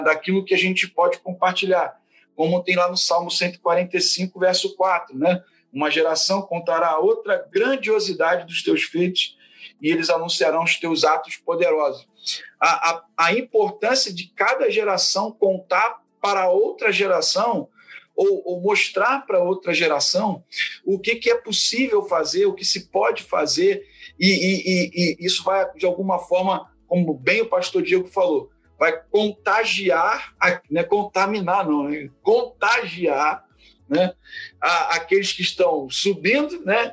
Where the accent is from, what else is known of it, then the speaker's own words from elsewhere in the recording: Fluminense, Rio de Janeiro, Brazil; moved away as an adult; also born or lived in São João de Meriti / Barra da Tijuca; now in Cachoeiro de Itapemirim, Brazil; eu sou fluminense aí, né, da Convenção Batista Fluminense de origem